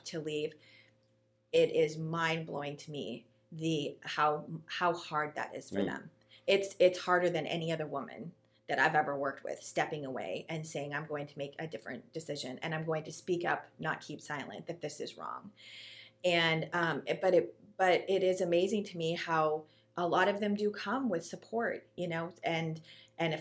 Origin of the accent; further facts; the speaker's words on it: Canada; now in Ohio, United States; I am Canadian